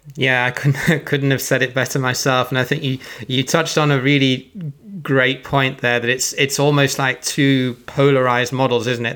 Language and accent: English; Birmingham, West Midlands, United Kingdom; I come from Birmingham and everyone says it's a horrible accent